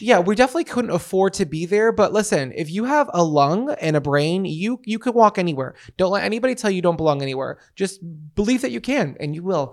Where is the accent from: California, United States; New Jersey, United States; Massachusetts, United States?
Massachusetts, United States; New Bedford; also born or lived in Dartmouth, Massachusetts / Providence, Rhode Island; I'm from New Bedford, Massachusetts. Actually, Dartmouth, but I say New Bedford. I lived there longer.